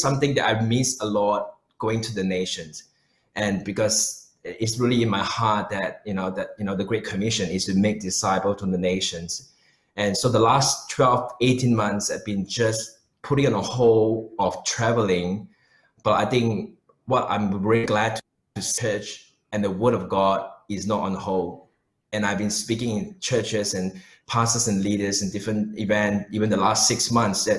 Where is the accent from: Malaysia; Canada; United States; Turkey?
Malaysia; moved away as an adult; also born or lived in New Zealand; now in Melbourne, Australia; I was born in Malaysia